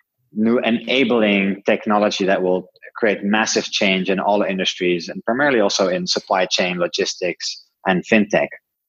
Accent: Netherlands; English is a second language; I'm originally from Holland, lived in a bunch of different countries around the world

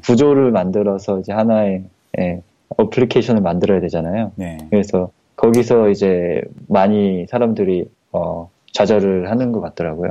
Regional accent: South Korea; first language Korean; 처음에 한국에 태어났으니까 한국어를

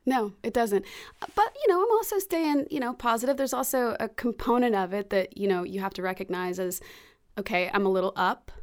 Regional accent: Alabaster, Alabama, United States; moved away as an adult; also born or lived in Memphis, Tennessee / Los Angeles / New York; now in Birmingham, United States; I was born in Memphis, grew up in Alabaster

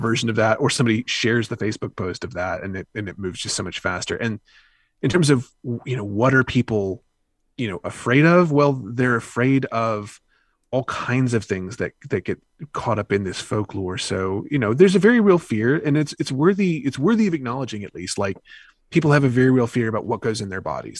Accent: the South, United States; I grew up in the South

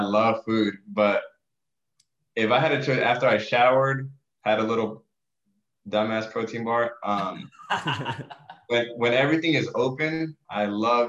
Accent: Acapulco, Guerrero, Mexico; born there; Fun fact: I was born in Acapulco, Mexico.

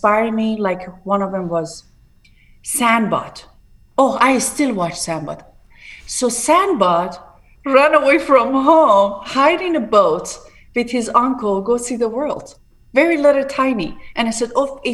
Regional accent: Tehran, Tehran Province, Iran; English is a second language; moved away as an adult; now in Palm Beach, United States; I was born in a very downtown in Tehran, very Bache Junub Shahr

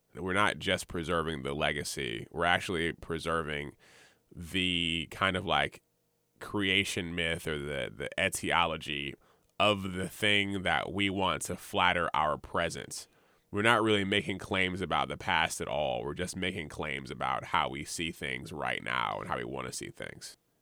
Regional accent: Montgomery, Alabama, United States; also born or lived in Jacksonville, Florida; now in Richmond, United States; I'm from Alabama, Montgomery, Alabama specifically

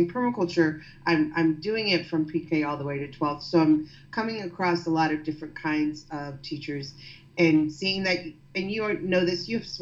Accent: the Bible Belt, Southeast, United States; now in New York City, United States; where I grew up in in the Southeast, I grew up in the Bible Belt

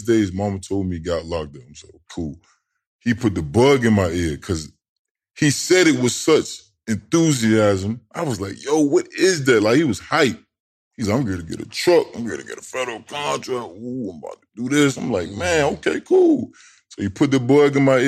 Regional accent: Tidewater, Virginia, United States; I'm from Tidewater.

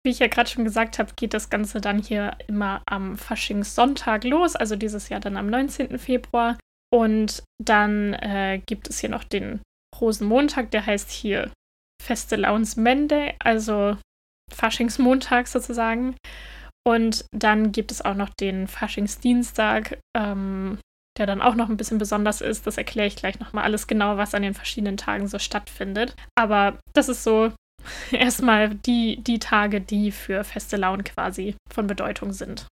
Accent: Northern Germany, Germany; moved away as an adult; now in Denmark; Ich bin ja in Norddeutschland aufgewachsen

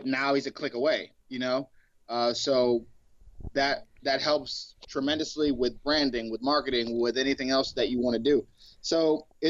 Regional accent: Cleveland, Ohio, United States; growing up in Cleveland, we used to hustle kids.

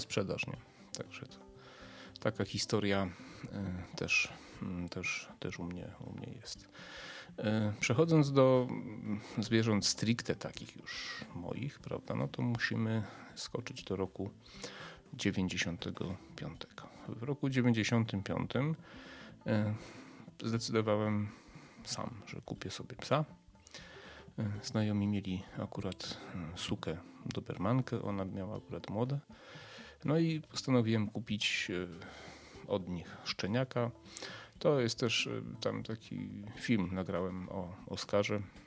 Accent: a village near Przemyśl, Subcarpathian Voivodeship, Poland; urodziłem się w mieście, ale to powiedzmy wychowałem się na wsi podprzemyskiej.

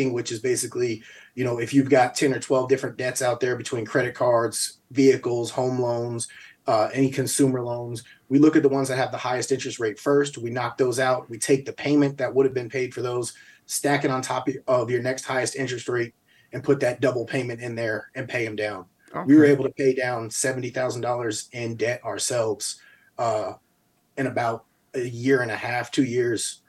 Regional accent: Albany, United States; moved away; also born or lived in New Mexico; growing up in Albany, we got a lot of family members

